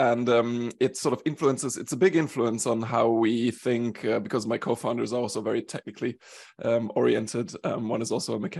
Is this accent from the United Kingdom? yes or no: no; Germany; born there; also born or lived in Sweden / Switzerland; I consider myself a little bit of a European. I was born in Germany. I moved around a bit. I spent 7 years in Sweden.